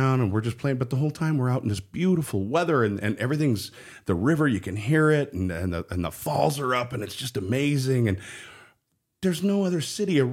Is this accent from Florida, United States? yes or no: no; Spokane, Washington, United States; born or raised there; also born or lived in Pomona, California / Long Beach, California / Seattle, Washington